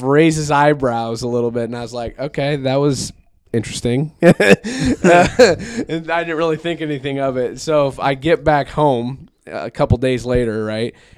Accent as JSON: {"language": "English", "region": "Iowa", "country": "United States", "said": "we're from Iowa"}